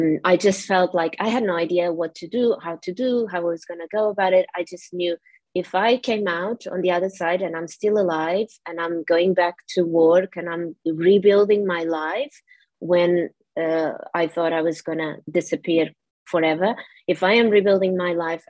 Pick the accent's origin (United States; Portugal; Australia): Portugal; English is a second language; moved away as an adult; now in United Kingdom; I'm originally from Portugal and I came to the UK when I was 23